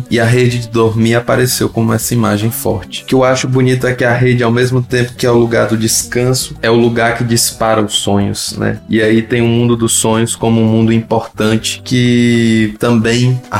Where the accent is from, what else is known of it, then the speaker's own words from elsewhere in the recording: Ceará, Brazil; de onde eu vim, de onde eu sou, de onde eu moro, que é o Ceará.